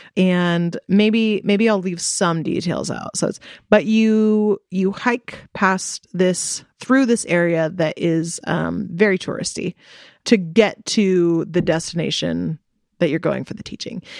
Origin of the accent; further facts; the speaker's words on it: United States; I am here as an American